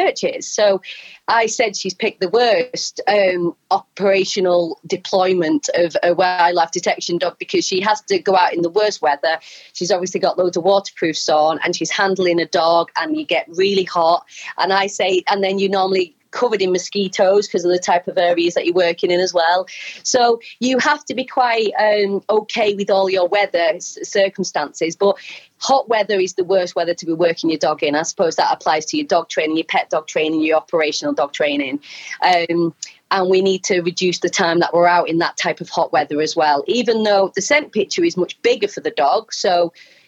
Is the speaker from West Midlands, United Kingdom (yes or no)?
no; Wigan, North West England, United Kingdom; accent: Wigan; now in Wales, United Kingdom; my Wigan accent